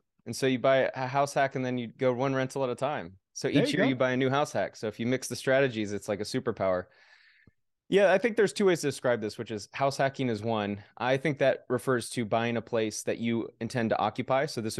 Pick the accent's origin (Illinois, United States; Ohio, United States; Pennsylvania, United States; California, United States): California, United States; Oakland; moved away as an adult; now in Las Vegas, United States; Back in 2015, I moved to Las Vegas from Oakland, California.